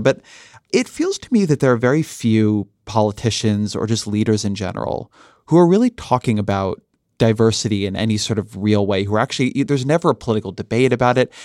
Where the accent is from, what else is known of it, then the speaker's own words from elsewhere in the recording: Orange County, California, United States; I grew up in Orange County, California